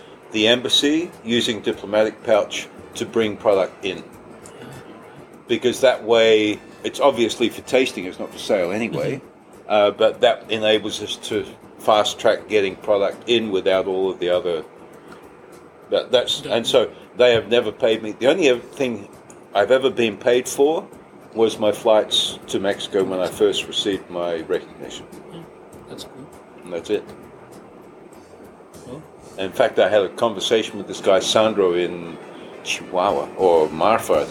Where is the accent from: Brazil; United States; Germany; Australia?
Australia; being Australian as a official mezcal ambassador